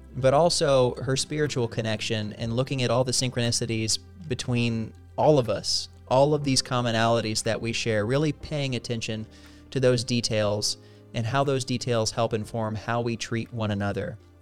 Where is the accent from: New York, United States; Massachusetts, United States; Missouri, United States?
Missouri, United States; Southern; moved away as an adult; now in Washington, D.C., United States; I grew up in Missouri